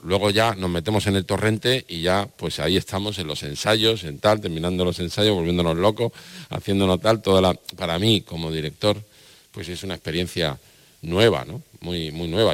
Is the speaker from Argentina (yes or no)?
no; Almería, Andalusia, Spain; Para mí como almeriense, como andaluz